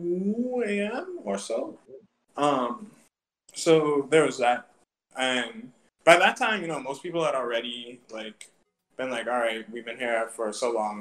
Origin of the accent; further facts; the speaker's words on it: Bahamas; as Bahamians